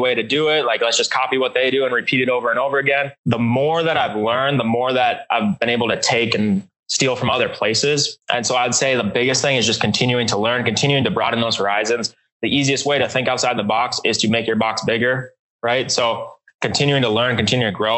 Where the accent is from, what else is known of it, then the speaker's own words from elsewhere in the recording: Minnesota, United States; moved away as an adult; now in Elon, North Carolina, United States; I'm originally from Minnesota, where I grew up, been there for 20 something years